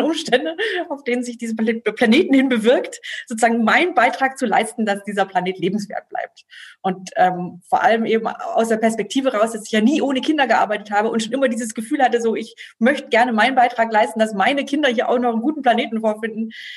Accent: Germany; ich bin hier aufgewachsen als, ähm, Protestante, als norddeutsche Protestantin

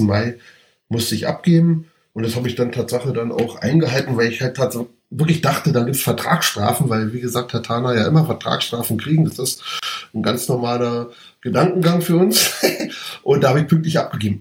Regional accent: Berlin, Germany; ich bin Berliner und Hertaner und das schon seit frühester Kindheit

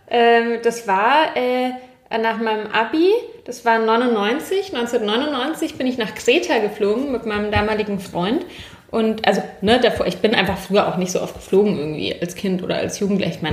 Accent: Munich, Bavaria, Germany; ich bin ja in München aufgewachsen

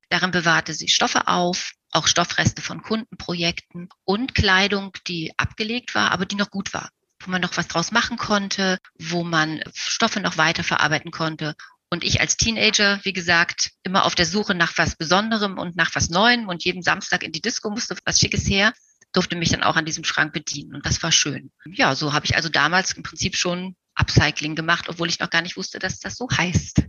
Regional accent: Magdeburg, Saxony-Anhalt, Germany; Meine Oma war Damenmaßschneiderin und sie wohnte bei uns zu Hause in Magdeburg mit uns in einem Haus

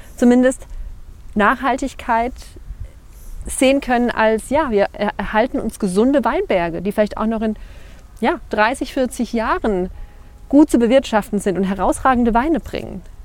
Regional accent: Rhineland-Palatinate, Germany; moved away; als Pfälzer

